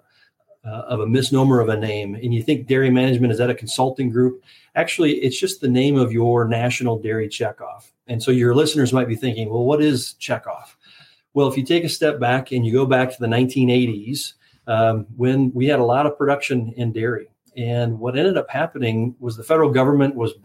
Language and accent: English; South Dakota, United States; As a South Dakota farm kid growing up in my junior high and high school years on a family dairy farm